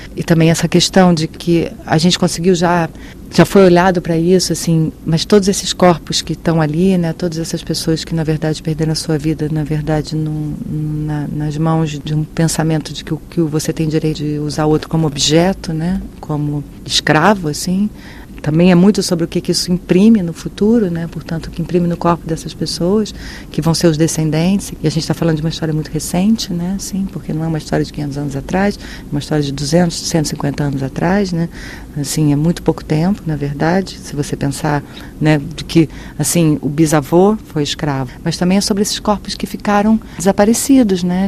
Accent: Brazil; eu sou brasileiro tenho uma relação com isso

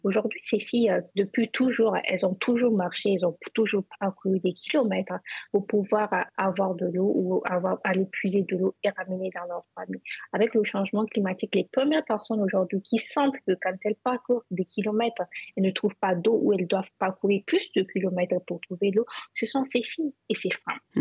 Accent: Zinder, Zinder Region, Niger; moved away; j'ai grandi à Zinder.

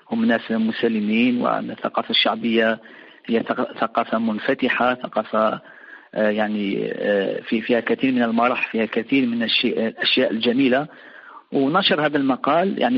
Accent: Ain Tedeles, Mostaganem Province, Algeria; الكثير راح من ابناء يعني من ابناء مدينتي وفي الوسط العائلي في هنا في مدينه عين تدلس

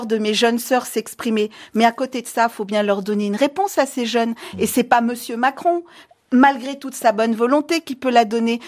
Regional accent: Guinea; moved away as an adult; also born or lived in Paris, France; je suis née en Guinée d'une mère euh, franco euh, libano-guinéenne et d'un père français. J'ai été expulsée de Guinée

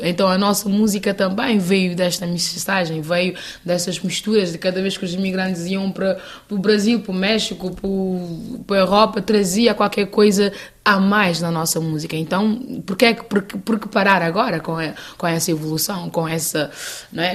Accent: Santiago, Cape Verde; Eu sou do sul de Cabo Verde

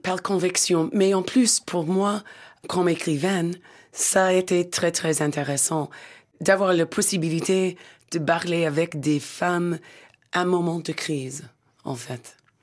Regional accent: Pennsylvania, United States; French is a second language; moved away; le petit village où je suis né, dans la Pennsylvanie

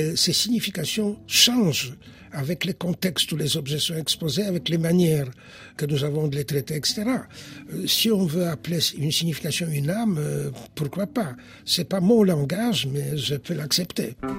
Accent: Poland; first language Polish; French is a second language; now in France

